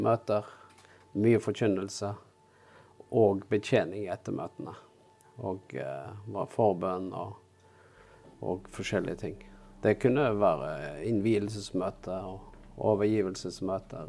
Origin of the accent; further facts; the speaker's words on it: near Bergen, Vestland, Norway; moved away; also born or lived in Oslo / Jæren; Bergen var jo den byen som var nærmest der jeg vokste opp